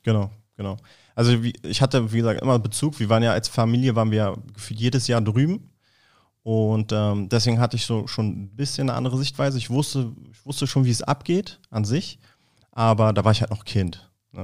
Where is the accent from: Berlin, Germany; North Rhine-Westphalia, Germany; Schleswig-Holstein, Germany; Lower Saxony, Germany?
Berlin, Germany; ich bin Berliner Junge, Berlin geboren, Berlin aufgewachsen